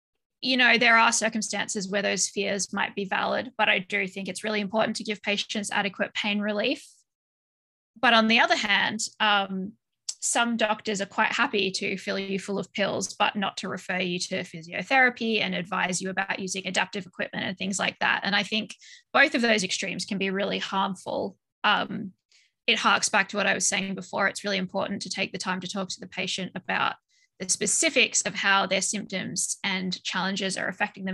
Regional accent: Australia; now in Belgium; I was born and raised in Australia, but I live in Belgium.

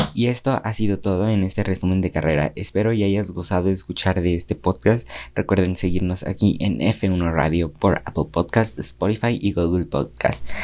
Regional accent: Mexico; para mí como mexicano

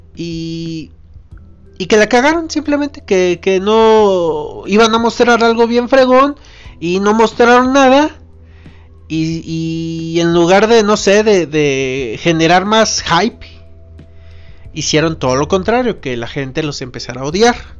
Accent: Irapuato, Guanajuato, Mexico; yo soy originario de Irapuato

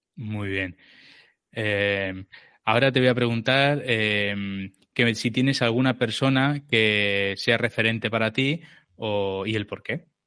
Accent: Barcelona, Catalonia, Spain; yo soy de, Barcelona, estoy en Barcelona

